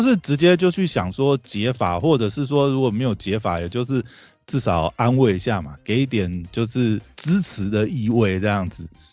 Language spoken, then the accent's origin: Chinese; Taiwan; 可能我们台湾人没有，没有这种习性